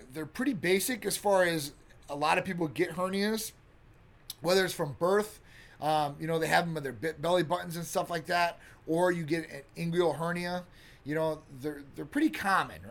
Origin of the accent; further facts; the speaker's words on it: Midwest, United States; now in Florida, United States; I grew up in the Midwest